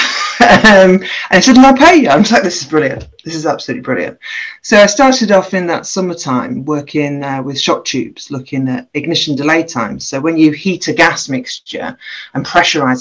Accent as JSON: {"language": "English", "town": "Grimsby", "region": "Yorkshire and the Humber", "country": "United Kingdom", "tie": "born or raised there", "also_born_or_lived": "Aberystwyth / Loughborough", "moved": "as an adult", "said": "was born and bred in Grimsby, so I'm a girl from Grimsby"}